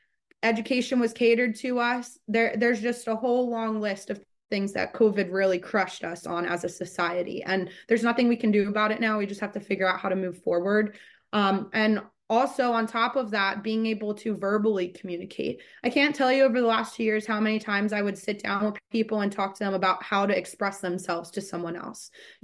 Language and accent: English; Maryland, United States; I grew up in Maryland originally, only about an hour and a half from where Marymount stands, depending on traffic.